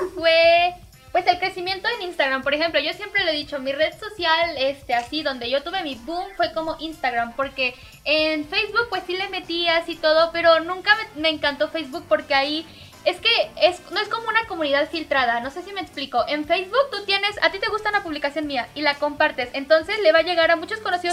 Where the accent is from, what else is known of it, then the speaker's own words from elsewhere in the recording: Mexico; soy cosplayer mexicana